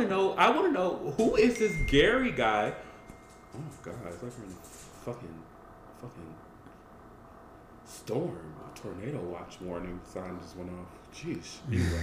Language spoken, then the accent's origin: English; Colombia; I'm from Colombia.